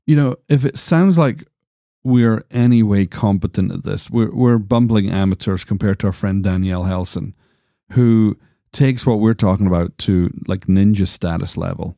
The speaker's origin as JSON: {"language": "English", "country": "United States", "accent": "American"}